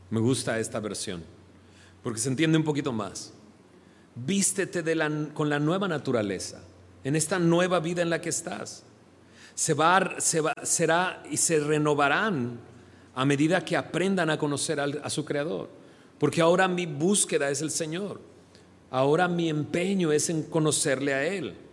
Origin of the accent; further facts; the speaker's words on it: Monterrey, Nuevo León, Mexico; accent: regio; yo soy de acá, de Monterrey, pero pues ya no hablo como regio. Se me acabó el acento. Llevo realmente 22 años fuera de, Monterrey.